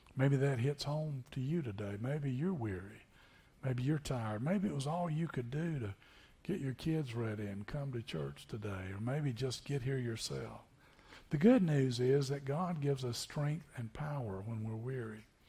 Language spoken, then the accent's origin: English; Tennessee, United States; moved away as an adult; also born or lived in Niceville, Florida; Growing up in Tennessee